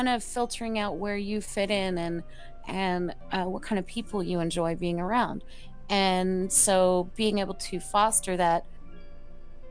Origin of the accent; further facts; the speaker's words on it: Mississippi, United States; I'm from Mississippi.